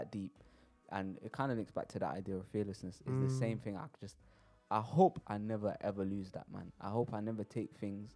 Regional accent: London, United Kingdom; born or raised there

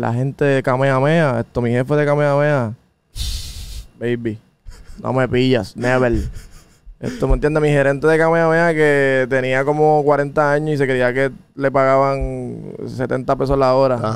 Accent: Puerto Rico; moved away as an adult; also born or lived in New York, United States; yo soy un boricua. De los boricuas que no se la queremos dar a nadie.

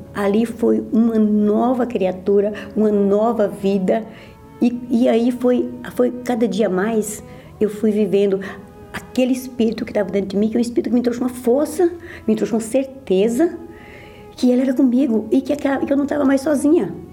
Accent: Minas Gerais, Brazil; sou de Minas Gerais e vim de uma família humilde, trabalhava, na roça

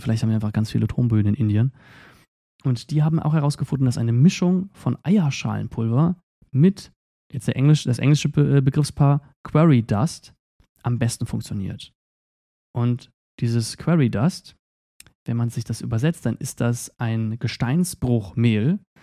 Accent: Eifel, Germany; wir kommen aber auch aus der Eifel

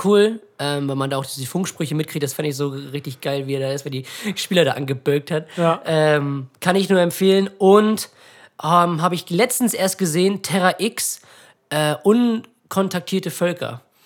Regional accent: Ratekau, Schleswig-Holstein, Germany; bei uns in Ratekau, in dem kleinen Dorf, wo wir leben

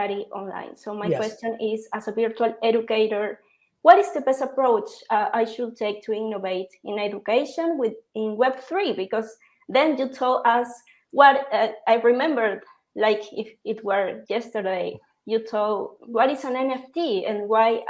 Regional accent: Peru; I'm from Peru, and right now I'm in a small city called Trujillo

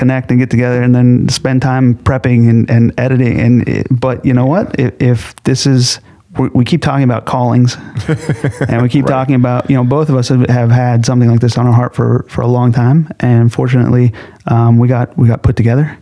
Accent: Los Angeles, California, United States; I grew up in Los Angeles

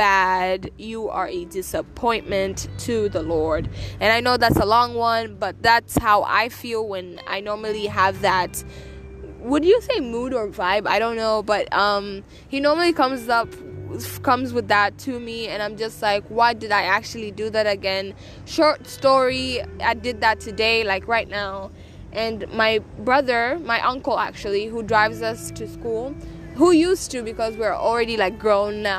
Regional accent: Tanzania; moved away; I am coming at you from Tanzania. I am back home in my home country

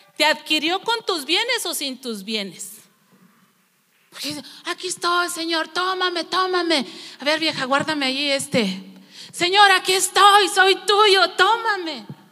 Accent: Mexico; also born or lived in Nonoava (family origin)

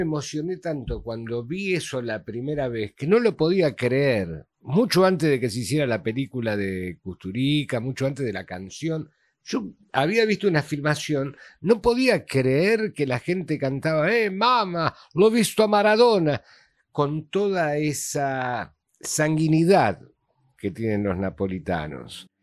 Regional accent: Argentina; sos argentino, sí.

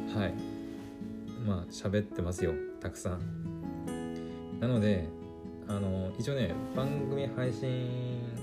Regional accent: Aomori, Japan; 私青森の人間じゃないですか

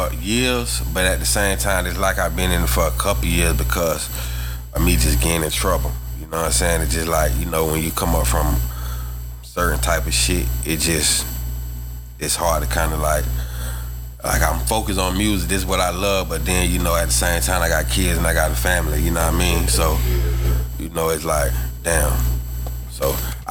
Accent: Orlando, Florida, United States; I'm from Orlando.

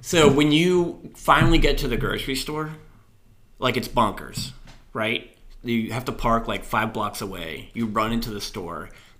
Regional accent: Florida, United States; So I'm from Florida.

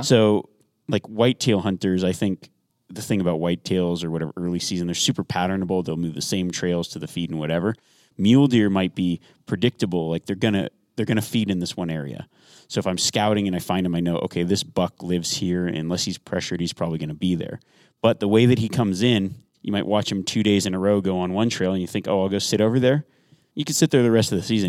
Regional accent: Nevada, United States; I grew up in Nevada

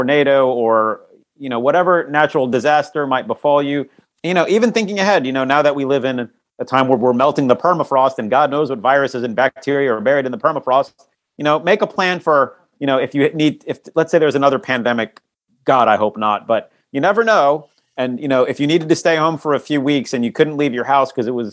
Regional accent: Norfolk, Virginia, United States; I grew up in Norfolk, Virginia, which is the home of the biggest naval base in the world

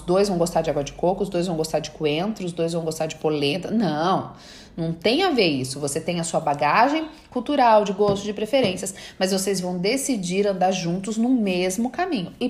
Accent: Bahia, Brazil; sou baiana, zen, água de coco, né, praia, meu marido é italiano, adoro uma guerra.

